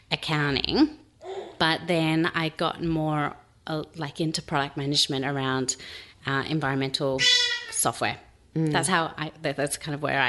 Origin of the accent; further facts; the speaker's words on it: Sydney, New South Wales, Australia; now in Melbourne, Australia; we're from Sydney originally